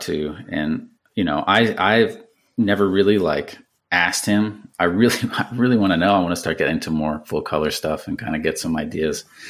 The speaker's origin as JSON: {"language": "English", "region": "around New York City", "country": "United States", "tie": "born or raised there", "said": "growing up around New York City and taking the train into there"}